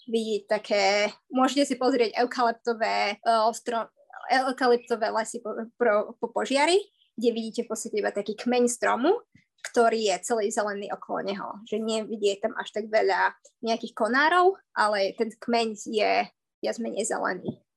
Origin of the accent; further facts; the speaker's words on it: Poprad, Prešov Region, Slovakia; moved away as an adult; also born or lived in Canada; now in Australia; A ja som z Popradu. Z Popradu.